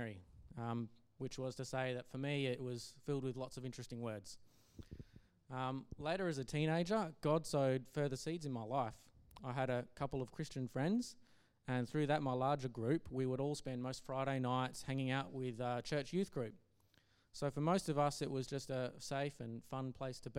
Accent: Geraldton, Western Australia, Australia; I grew up in Geraldton, a town roughly 4 hours north of Perth

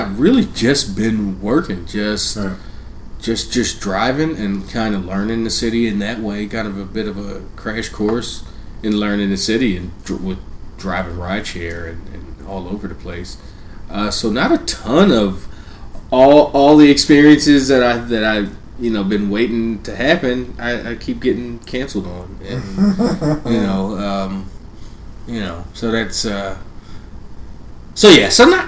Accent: Philadelphia, Pennsylvania, United States; moved away as an adult; now in Austin, United States; we have traffic in Philly

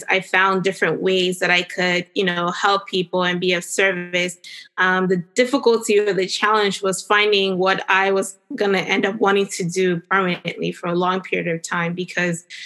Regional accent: Cameroon; now in Northern Virginia, United States; I grew up in Cameroon, which is in West Africa.

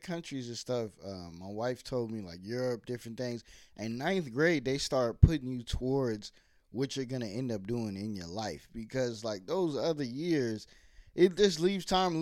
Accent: Virginia, United States; also born or lived in New York / New Jersey; I was born in New York, but we moved when I was like 6 to Virginia

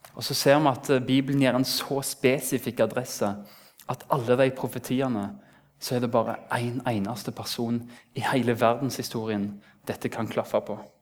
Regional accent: Rennesøy, Rogaland, Norway; Det er en stor plass der jeg kommer fra

